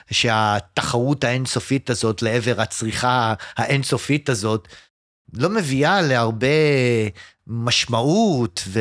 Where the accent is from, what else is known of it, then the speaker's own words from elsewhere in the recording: Jerusalem, Jerusalem District, Israel; also born or lived in United States; לא, אני נולדתי בארצות הברית.